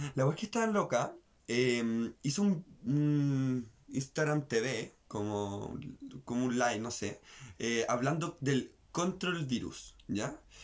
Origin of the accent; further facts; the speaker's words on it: Chile; nosotros como las chilenas